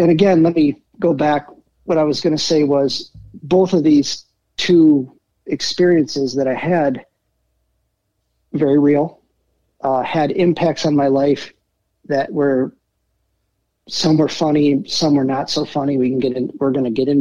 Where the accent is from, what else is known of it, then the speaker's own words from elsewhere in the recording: Traverse City, Michigan, United States; also born or lived in Detroit / Elk Rapids; I ended up growing up in Traverse City